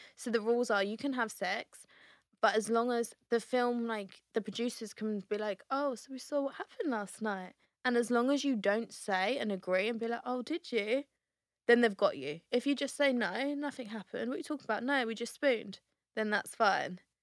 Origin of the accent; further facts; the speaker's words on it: Essex, East of England, United Kingdom; We are from Essex